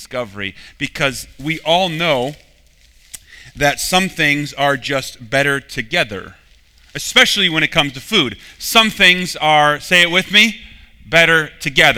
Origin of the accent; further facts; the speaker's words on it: Minnesota, United States; I'm from Minnesota